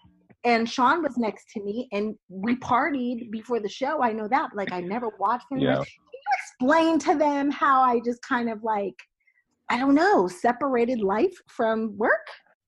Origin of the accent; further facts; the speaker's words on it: East Coast, United States; I'm from the East Coast.